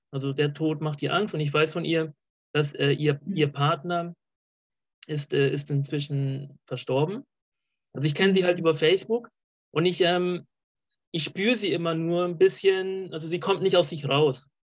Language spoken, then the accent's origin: German; Colombia; moved away; ich komme aus, äh, auch aus Südamerika, aus Kolumbien